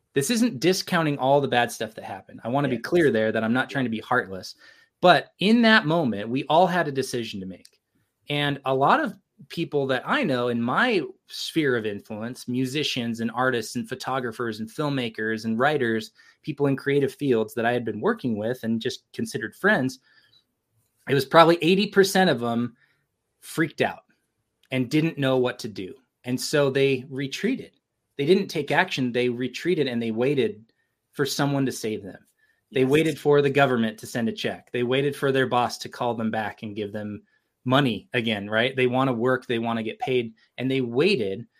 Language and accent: English; California, United States; now in Provo, United States; I've been here since 2001. I grew up in California but this is my home now